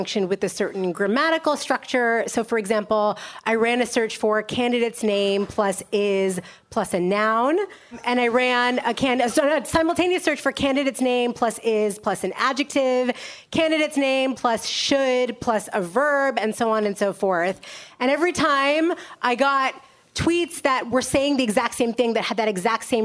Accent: Cleveland, Ohio, United States; moved away; I'm from Cleveland, Ohio originally.

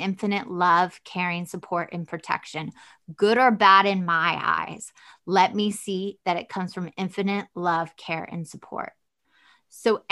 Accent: the South, United States; Southern and I'm from the South and it's very religious

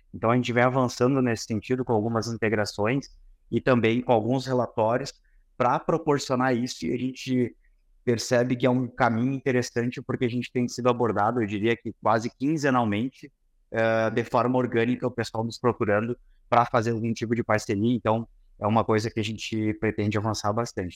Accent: Santa Maria, Rio Grande do Sul, Brazil; a gente é de Santa Maria, ambos, né, Davidson? somos Santa Maria

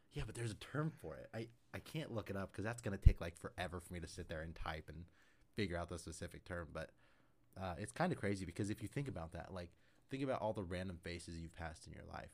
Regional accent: Syracuse, Kansas, United States; I grew up in Syracuse

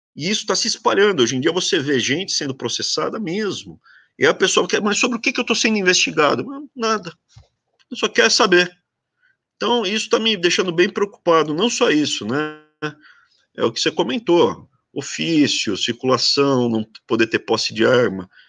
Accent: Brazil; eu sou muito brasileiro

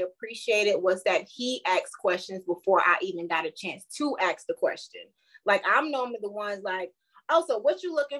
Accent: Savannah, Georgia, United States; moved away as an adult; also born or lived in South Carolina / North Carolina; now in Charlotte, United States; Growing up in Savannah, Georgia

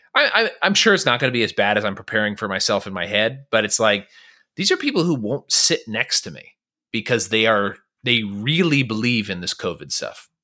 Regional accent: California, United States; now in Texas, United States; I'm from California

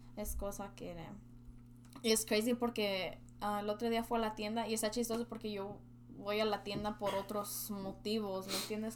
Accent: Mexico; now in United States; Como yo soy mexicana

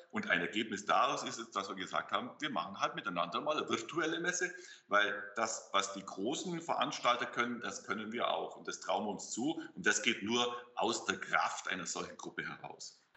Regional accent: Augsburg, Bavaria, Germany; also born or lived in Lake Constance; now in Wuppertal, Germany; bin ich kein gebürtiger Westfale, sondern komme aus dem schönen Bayerisch-Schwaben, aus Augsburg.

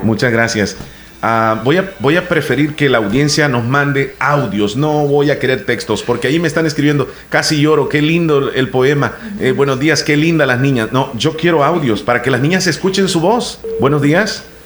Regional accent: El Salvador; acá en nuestro país

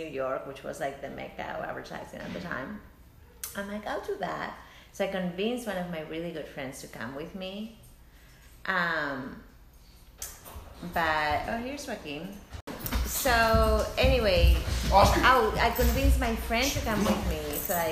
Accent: Madrid, Community of Madrid, Spain; also born or lived in Seville, Spain; now in Oakland, United States; I was born in Sevilla. But I actually went to school in Madrid

